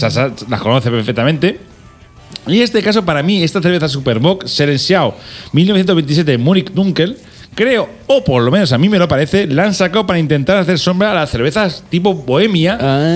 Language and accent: Spanish; Albacete, Castilla-La Mancha, Spain; also born or lived in Algeciras; somos de Albacete, pero yo tengo, yo soy medio de Algeciras, o sea, yo soy medio, medio andaluz